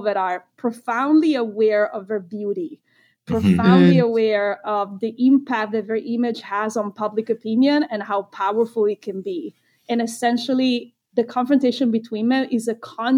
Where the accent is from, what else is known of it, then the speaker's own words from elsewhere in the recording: Italy; moved away; growing up in Italy